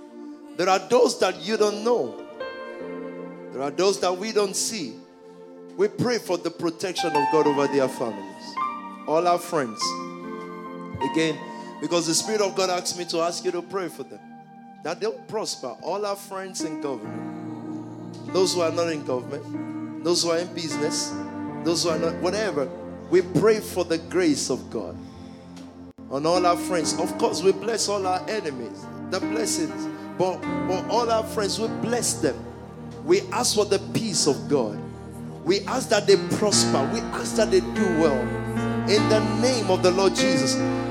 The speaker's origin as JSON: {"language": "English", "country": "Nigeria", "moved": "yes", "lives_now": "London, United Kingdom", "said": "I'm from Nigeria."}